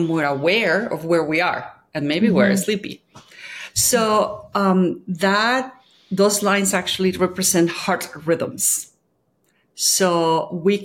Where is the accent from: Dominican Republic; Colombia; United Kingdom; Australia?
Colombia; I'm from Colombia